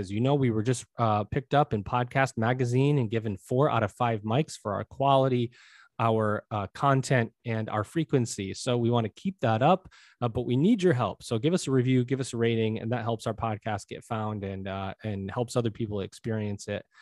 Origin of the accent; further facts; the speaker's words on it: Syracuse, New York, United States; I grew up in Syracuse, New York